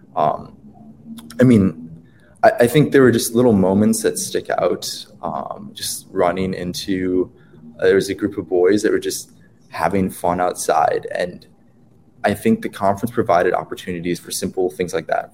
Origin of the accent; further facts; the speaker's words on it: Wisconsin, United States; I'm from Wisconsin